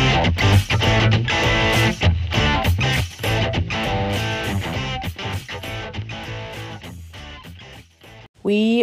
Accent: Bryan, Texas, United States; we're from the Bryan area growing up

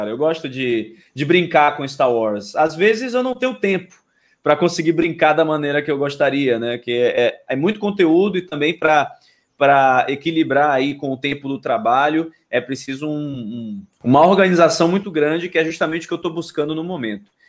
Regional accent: Salvador, Bahia, Brazil; Eu sou de Salvador, né?

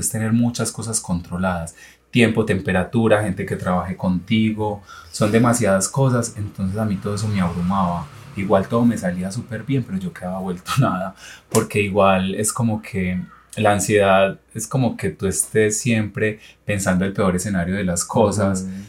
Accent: Yarumal, Antioquia, Colombia; moved away as an adult; also born or lived in Argentina; yo soy de un pueblo, yo soy de Yarumal, Antioquia, del norte antioqueño. Eh, como que desde niño yo quería estudiar medicina

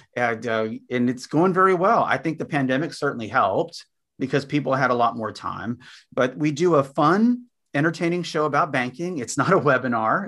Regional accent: San Antonio, Texas, United States; also born or lived in Austin, Texas; we grew up in Bear County down near San Antonio, Texas

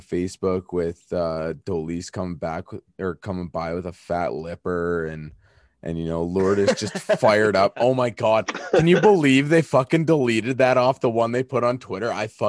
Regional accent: Saskatchewan, Canada; I'm from Saskatchewan

